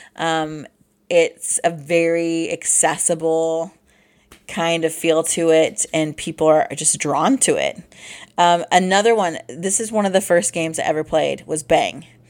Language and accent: English; Midwest, United States; we're from the Midwest